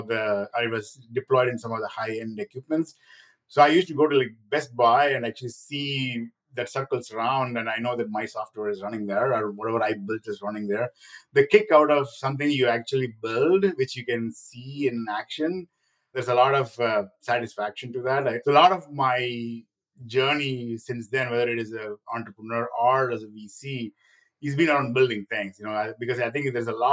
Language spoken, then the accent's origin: English; India; moved away; I grew up in India